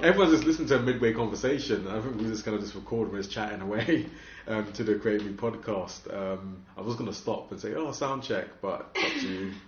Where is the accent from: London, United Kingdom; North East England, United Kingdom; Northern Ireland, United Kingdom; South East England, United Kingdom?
London, United Kingdom; I'm from London